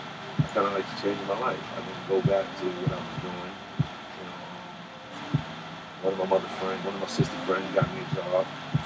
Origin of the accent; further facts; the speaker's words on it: New York City, New York, United States; moved away; also born or lived in South Side; I was born in Brooklyn.